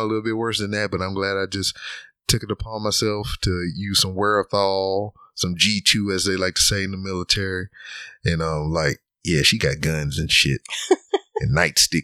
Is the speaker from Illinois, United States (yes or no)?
no; Lake Charles, Louisiana, United States; moved away as an adult; also born or lived in South Carolina / Georgia; born and raised in Lake Charles, Louisiana, all the way up until I was 18 and decided to join the military